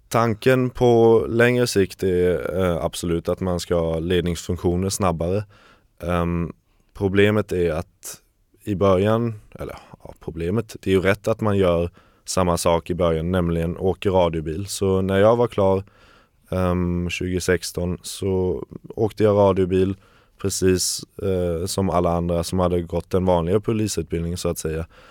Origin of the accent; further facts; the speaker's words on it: Kalmar, Kalmar County, Sweden; moved away as an adult; also born or lived in Germany; now in Berlin, Germany; jag är uppvuxen i Kalmar, i lilla Kalmar. Ja, gick större delen av min skoltid där och tog studenten 2013